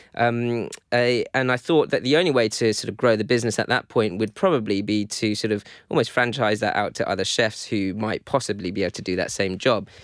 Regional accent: London, United Kingdom; I grew up in London

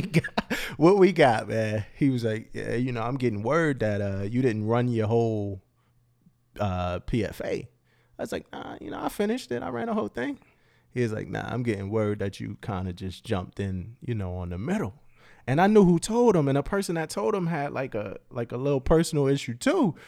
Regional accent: Philadelphia, Pennsylvania, United States; moved away as an adult; also born or lived in Florida; I came in from Philly.

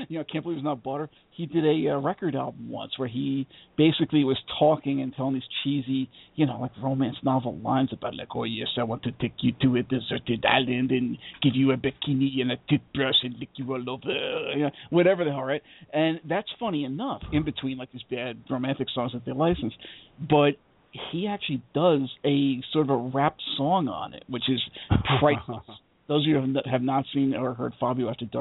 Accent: United States; we're obviously from the States.

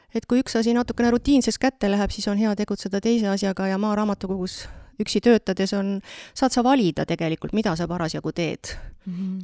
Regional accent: Haljala, Lääne-Viru County, Estonia; now in Vedu, Estonia; meie kodukandist, ma olen sealt Virumaalt pärit, et Haljalast

